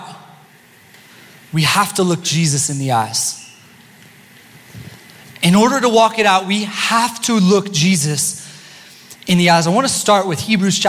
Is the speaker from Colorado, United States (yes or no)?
yes; Steamboat Springs, Colorado, United States; I was born in Steamboat Springs, Colorado